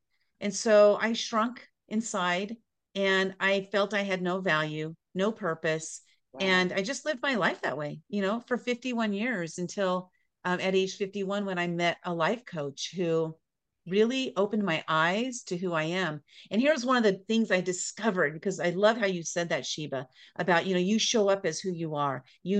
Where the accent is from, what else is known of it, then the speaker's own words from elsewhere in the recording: San Diego, California, United States; also born or lived in Boise, Idaho; I grew up in San Diego, California